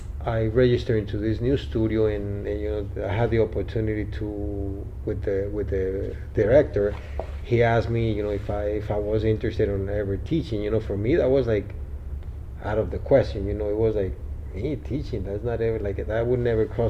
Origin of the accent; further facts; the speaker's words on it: Bogotá, Bogotá Capital District, Colombia; now in Miami, United States; I was born in Colombia, Bogota, Colombia.